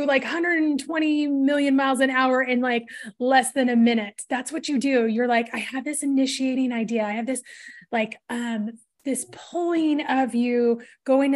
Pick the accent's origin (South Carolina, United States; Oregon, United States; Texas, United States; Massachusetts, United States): Oregon, United States; Portland; I grew up in Portland